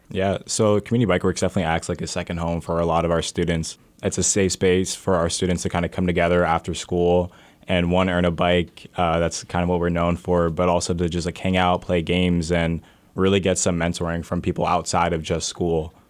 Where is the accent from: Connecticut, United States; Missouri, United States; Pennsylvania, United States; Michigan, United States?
Pennsylvania, United States; Allentown; I'm born and raised in Allentown. I grew up on East Side and then moved to Center City